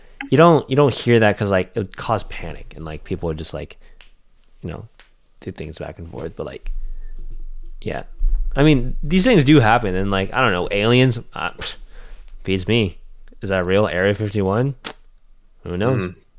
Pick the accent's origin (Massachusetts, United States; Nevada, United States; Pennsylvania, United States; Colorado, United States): Colorado, United States; Denver; now in Sacramento, United States; I mean, I'm from Colorado.